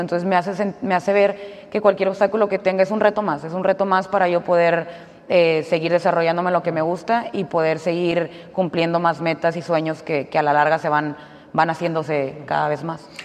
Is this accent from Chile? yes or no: no; Mexico; yo siendo como mexicana